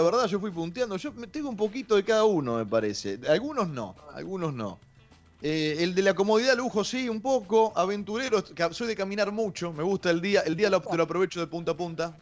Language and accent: Spanish; Tigre, Buenos Aires Province, Argentina; porque yo soy de Tigre